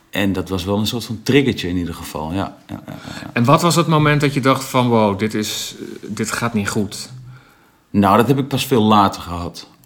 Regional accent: Overijssel, Netherlands; In, in Twente, waar ik vandaan kom, ik kom echt uit een boerendorp.

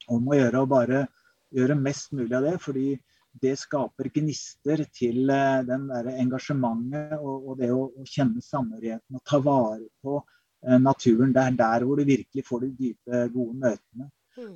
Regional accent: Kongsberg, Buskerud, Norway; moved away as an adult; also born or lived in Oregon, United States / Berkeley, California, United States; Jeg vokste opp på Kongsberg, eh, men dro som 18-åring til USA. Vært der i tolv år.

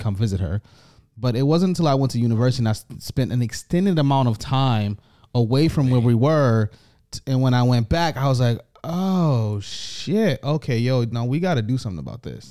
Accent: United States; now in Canada; I am the A, the American

